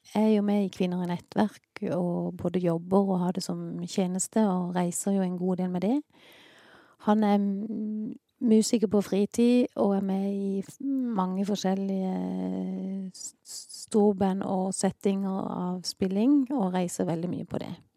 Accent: Sørlandet, Southern Norway, Norway; accent: sørlending; also born or lived in Ålesund; Jeg kom til Sørlandet i 1970.

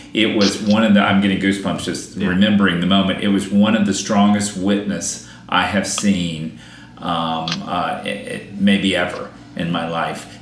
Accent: Georgia, United States; also born or lived in South Carolina; now in New York, United States; I'm from Georgia

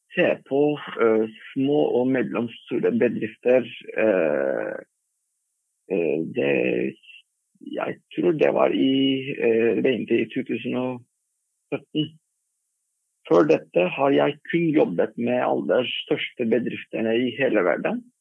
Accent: Turkey; Norwegian is a second language; moved away as an adult; now in Norway; Jeg kom fra Tyrkia

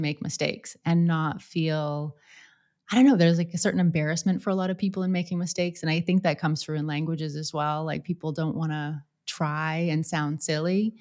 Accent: Canada; moved away; for a lot of Canadians, we take French. If we're English, we take French in schools because we have the 2 official languages in Canada

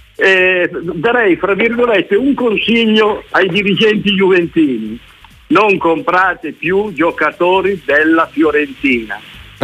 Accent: Milan, Lombardy, Italy; da milanese doc sono diventato juventino

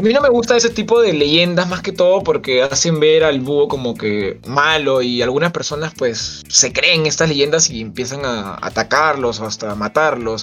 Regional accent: Lima, Peru; yo que soy limeño

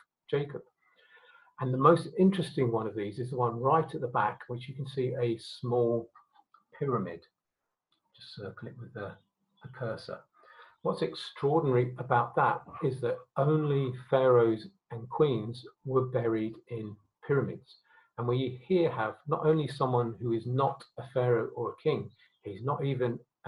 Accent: Harare, Zimbabwe; my birth certificate says I was born in Salisbury, Rhodesia, but my passport says I was born in Harare, Zimbabwe.

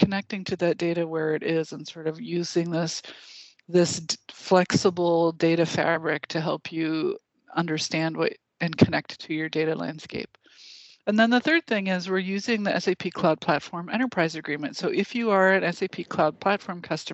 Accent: Wisconsin, United States; I'm from Wisconsin

